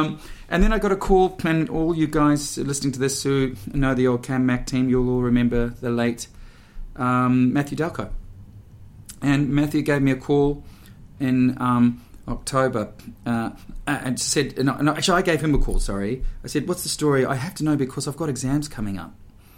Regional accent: Auckland, New Zealand; moved away as an adult; also born or lived in Sydney; I was a kid from Auckland

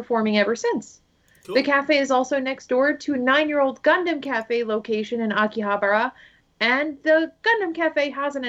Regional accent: United States; accent: American; first language English; I am definitely an English speaker first, and I try to be good with foreign languages when I'm in foreign countries, but when I am back here, I definitely have what one might call an American accent.

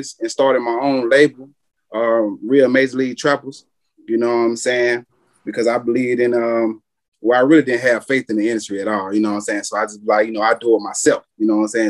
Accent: South Carolina, United States; I'm from South Carolina.

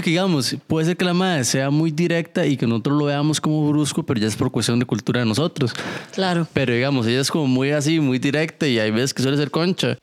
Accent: Costa Rica; soy de Costa Rica

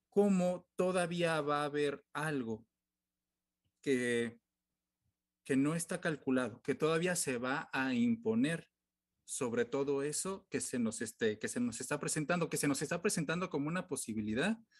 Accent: Mexico; como mexicanos

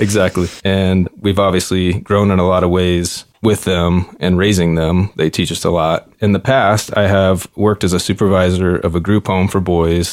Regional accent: Shreveport, Louisiana, United States; now in Fort Wayne, United States; I was born and raised in Shreveport, Louisiana, in a blue-collar middle-class family.

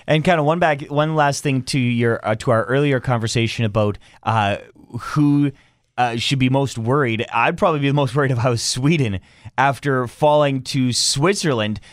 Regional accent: Canada; As a Canadian

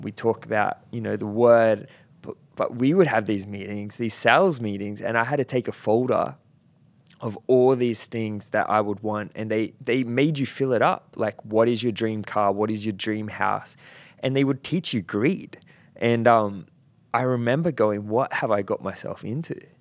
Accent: Central Coast, New South Wales, Australia; moved away; I grew up on the Central Coast, and um, that is very much blue collar.

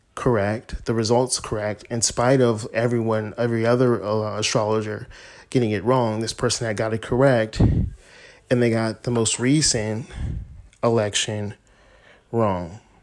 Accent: United States; we as Americans, myself a, as an American

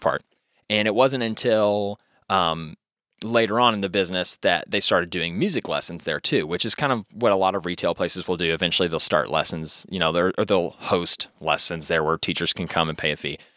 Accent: Louisville, Kentucky, United States; born or raised there

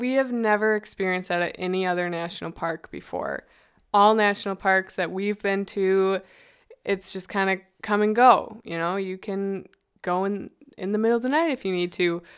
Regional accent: Midwest, United States; we're from the Midwest

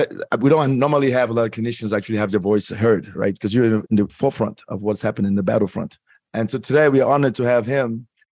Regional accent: Cameroon; I'm West African from Cameroon

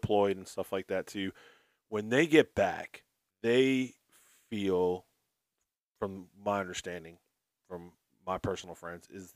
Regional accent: New Jersey, United States; I'm from New Jersey

